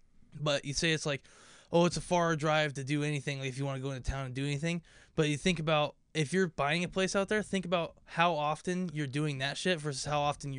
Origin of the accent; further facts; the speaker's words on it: Cougar, Washington, United States; I grew up in Cougar, and in Cougar, you're literally half an hour from everything.